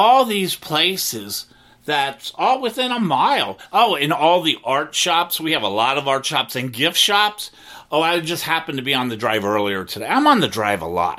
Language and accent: English; Cincinnati, Ohio, United States; moved away as an adult; now in Wilton Manors, United States; my hometown, Cincinnati